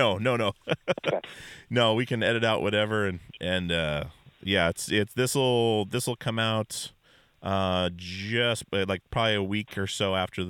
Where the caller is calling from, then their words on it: Portland, Oregon, United States; I'm calling from Portland, so it's raining right now.